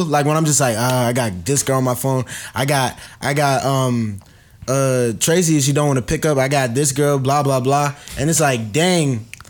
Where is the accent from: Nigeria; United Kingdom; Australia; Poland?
Nigeria; girl, I'm Nigerian.